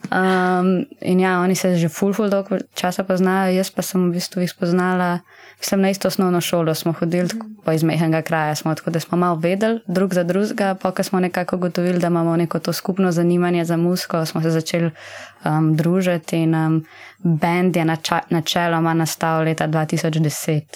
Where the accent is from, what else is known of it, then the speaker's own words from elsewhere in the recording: Zasavje, Slovenia; moved away as an adult; now in Ljubljana, Slovenia; mi smo vsi štirje iz Zasavja